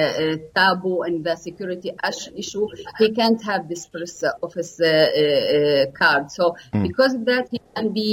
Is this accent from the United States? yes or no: no; Bethlehem, West Bank, Palestine; moved away as an adult; also born or lived in Volgograd, Russia; now in Jerusalem; I was born in Bethlehem, which is my city, but I'm a refugee from Jerusalem.